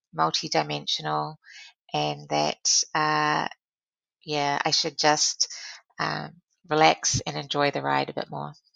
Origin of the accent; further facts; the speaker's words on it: New Zealand; being a New Zealander is a very important part of my value system and uh, contributing to um, this wonderful country that I call home